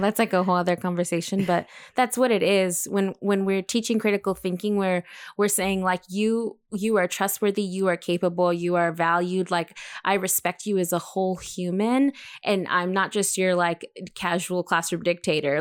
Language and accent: English; El Paso, Texas, United States; my hometown of El Paso, Texas